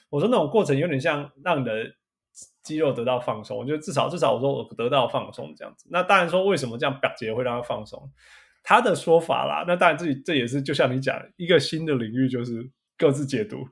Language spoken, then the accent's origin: Chinese; Canada; moved away; 我是加拿大来的